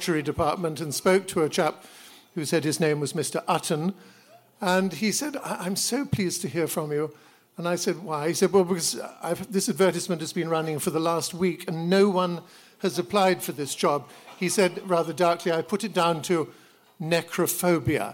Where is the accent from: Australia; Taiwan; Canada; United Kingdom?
United Kingdom; I had left school and I was taking, as many British children do, a year off before going up to university